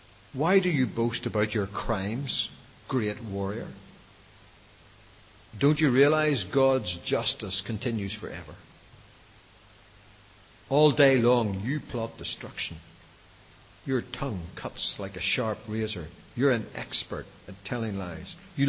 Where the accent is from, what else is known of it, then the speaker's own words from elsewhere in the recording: Belfast, Northern Ireland, United Kingdom; accent: Belfast; my mundane Belfast accent